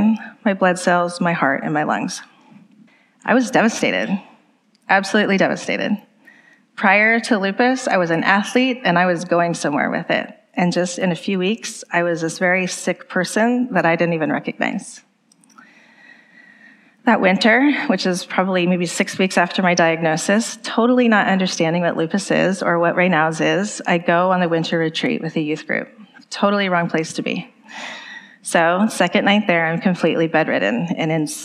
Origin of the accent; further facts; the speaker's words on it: the Bay Area, California, United States; I grew up in the Bay Area, just about an hour outside of San Francisco